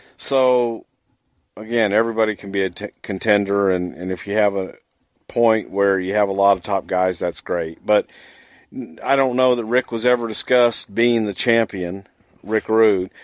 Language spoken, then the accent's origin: English; Texas, United States; I grew up in the South. I grew up in Texas